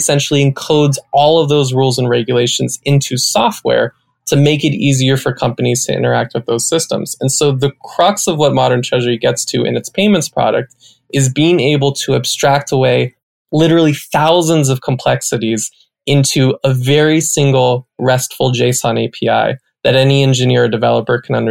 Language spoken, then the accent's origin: English; Salinas, California, United States; moved away as an adult; also born or lived in New York / San Francisco; Born and raised in Salinas